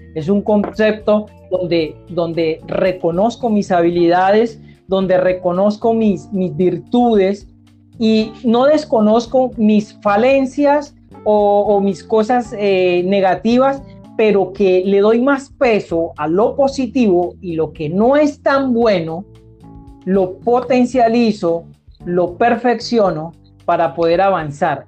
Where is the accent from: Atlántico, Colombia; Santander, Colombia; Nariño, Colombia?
Santander, Colombia; Barrancabermeja; desde mi querida Colombia y desde mi ciudad natal Barranca Bermeja